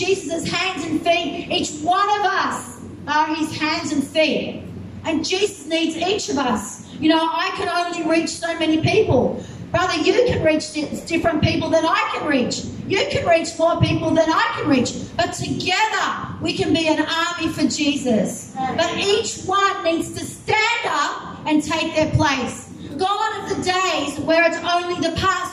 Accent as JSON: {"language": "English", "country": "Australia", "said": "I'm just from Australia"}